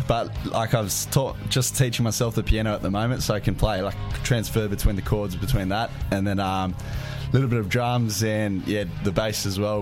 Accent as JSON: {"language": "English", "town": "Canberra", "region": "Australian Capital Territory", "country": "Australia", "tie": "born or raised there", "said": "I grew up on the farm. Yep. Uh, just outside Canberra"}